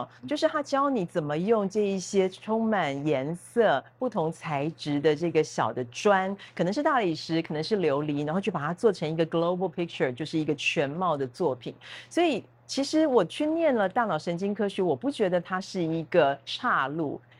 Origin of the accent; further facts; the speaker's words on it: Taipei, Taiwan; moved away as an adult; also born or lived in Italy / Oxford; now in Tainan, Taiwan; 我是台北人，